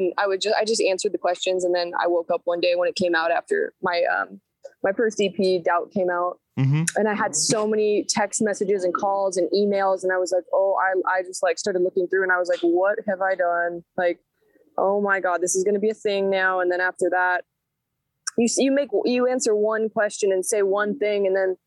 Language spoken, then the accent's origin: English; Oakland, California, United States; also born or lived in Sacramento; I guess I consider Oakland and Sacramento to be my hometown, because I moved around a lot growing up